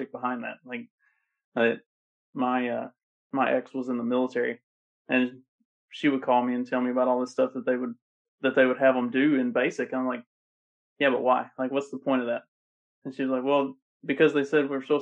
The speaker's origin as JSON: {"language": "English", "region": "Kentucky", "country": "United States", "also_born_or_lived": "Bucks County, Pennsylvania", "moved": "yes", "said": "I'm originally from Kentucky"}